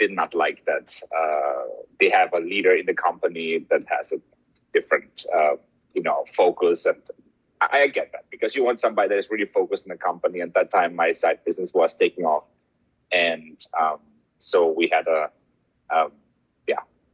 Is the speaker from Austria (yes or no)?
yes; Vienna, Austria; English is a second language; moved away as an adult; also born or lived in Madrid, Spain; now in Miami, United States; I'm born in Austria. I'm Austrian. I grew up in Vienna. It's where I went to school, where I did my degrees.